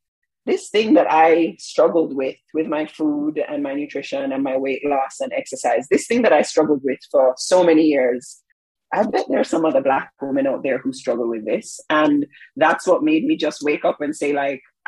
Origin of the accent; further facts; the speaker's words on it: Jamaica; moved away as an adult; I'm Jamaican